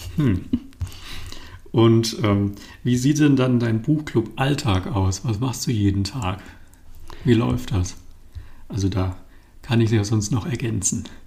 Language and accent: German; Bonn, North Rhine-Westphalia, Germany; Ich komme aus Bonn